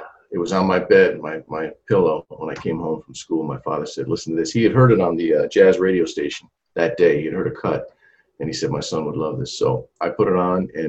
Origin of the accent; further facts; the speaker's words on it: Buffalo, New York, United States; also born or lived in Yonkers, New York / Hopewell Junction, New York; now in Atlanta, United States; most of my life, most of my childhood was Buffalo, New York.